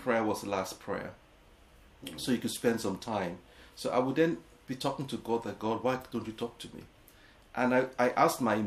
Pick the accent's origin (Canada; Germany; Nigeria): Nigeria; Lagos; also born or lived in England; now in London, United Kingdom; growing up in Nigeria was a thrill in the 70s.